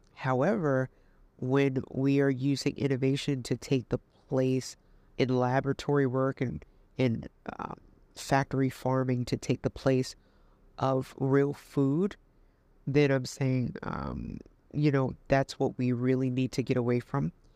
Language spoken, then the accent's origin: English; New York City, New York, United States; moved away as an adult; I'm in New York, you know, I'm from Queens, and I came down here